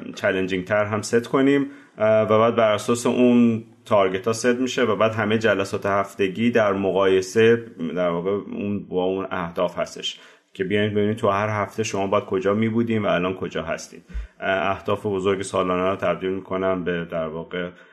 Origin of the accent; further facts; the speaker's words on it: Tehran, Tehran Province, Iran; moved away as an adult; also born or lived in France; من بهمن 1365 تهران به دنیا اومدم